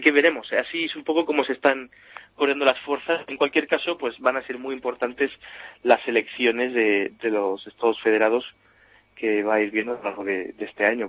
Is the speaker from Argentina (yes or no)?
no; Spain; now in Germany; uno como español vive aquí